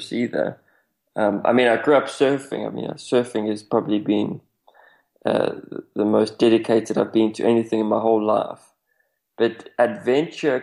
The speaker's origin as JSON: {"language": "English", "country": "South Africa", "said": "I come from South Africa"}